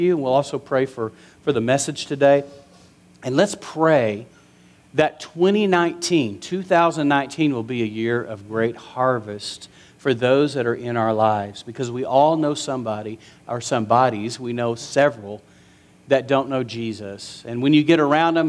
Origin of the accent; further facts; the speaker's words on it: West Texas, United States; growing up in West Texas.